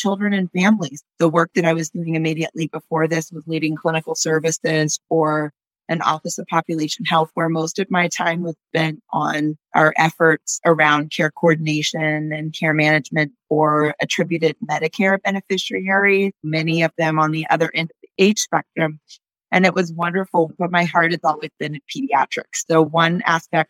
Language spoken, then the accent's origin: English; Northern California, United States; I grew up in Northern California